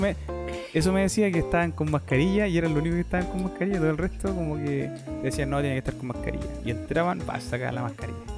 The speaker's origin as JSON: {"language": "Spanish", "town": "Chillán", "region": "Ñuble", "country": "Chile", "said": "con mi hermana, que nosotros somos de Chillán"}